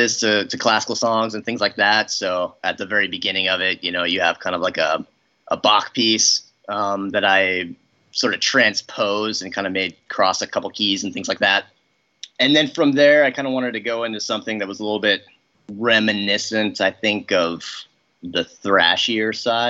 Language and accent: English; Oregon City, Oregon, United States; we're both from Oregon City. We didn't necessarily go to high school at the same time, but we went to the same high school